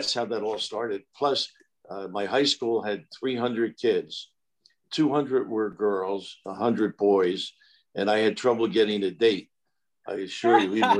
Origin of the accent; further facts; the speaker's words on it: Kearny, New Jersey, United States; also born or lived in Orange, New Jersey; After being born in Orange, we ended up in Kearney, New Jersey